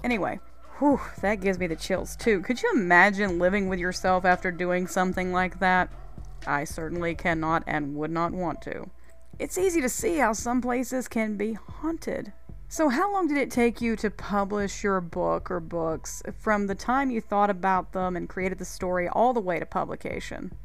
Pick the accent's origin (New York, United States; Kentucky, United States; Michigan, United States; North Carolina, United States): North Carolina, United States; my home state of North Carolina